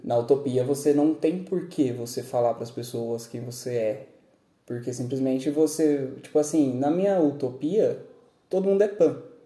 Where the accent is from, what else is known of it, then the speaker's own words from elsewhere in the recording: Brazil; Eu ainda sou brasileiro, eu vou ser brasileiro